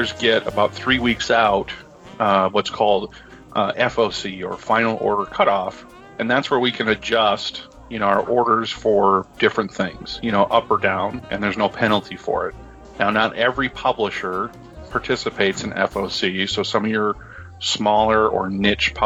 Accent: Midwest, United States; I'm a Midwesterner

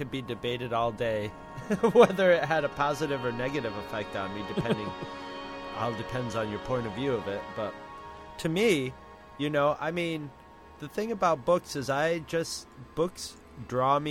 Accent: Carthage, New York, United States; I came from Carthage, New York

